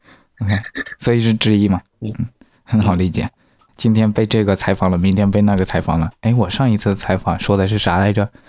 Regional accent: China; 我们中国人多啊

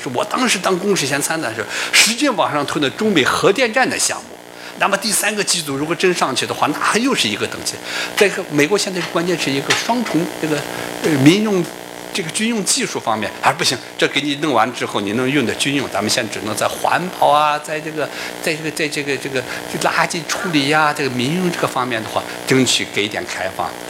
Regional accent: China; 他不光是请的我们中国领导人

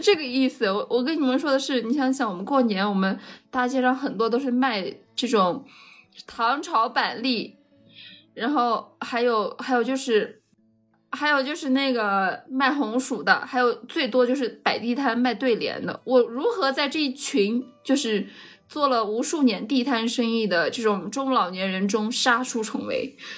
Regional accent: Shanxi, China; 我也是山西人呀

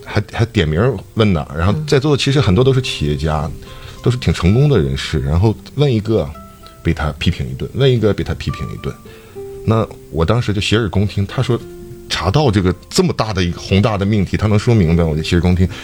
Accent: Dalian, Liaoning, China; 咱们大连人

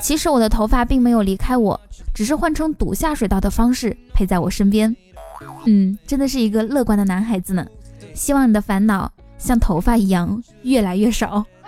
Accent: northern China, China; 作为正宗的北方人

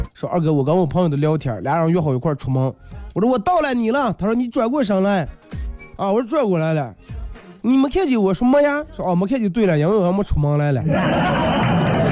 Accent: Inner Mongolia, China

